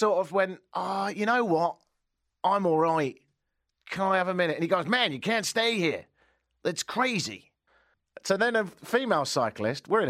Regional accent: United Kingdom; now in Toronto, Canada; Because I'm British

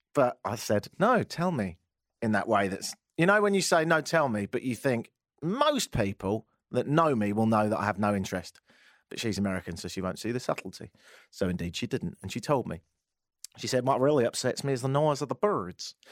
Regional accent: United Kingdom; accent: British; moved away as an adult; now in Toronto, Canada

